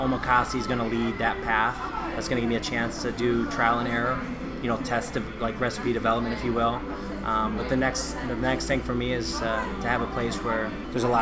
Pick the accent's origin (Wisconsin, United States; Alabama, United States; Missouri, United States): Missouri, United States; St. Louis; moved away as an adult; also born or lived in Chicago / Indiana / East Coast; I'm from St. Louis